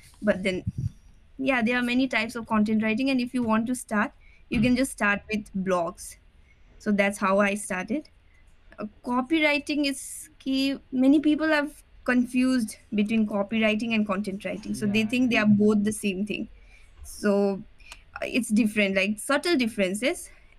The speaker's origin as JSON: {"language": "English", "region": "Sikkim", "country": "India", "tie": "born or raised there", "moved": "as an adult", "lives_now": "Dehradun, India", "said": "Yeah, I am from Sikkim. Okay. I did my schooling in Sikkim itself. Till class 10, I did it from Holy Cross and did my 11 and 12 from PNG."}